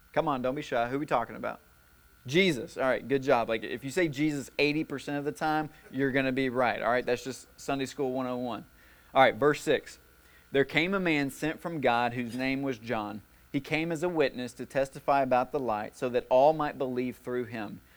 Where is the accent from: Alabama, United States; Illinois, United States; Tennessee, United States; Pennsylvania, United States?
Tennessee, United States; White House; I'm from White House, all right? Things are a little slower there